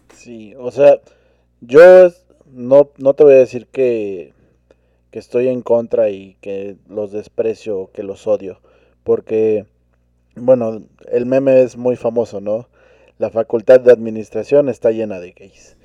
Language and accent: Spanish; Mexico; como cultura mexicana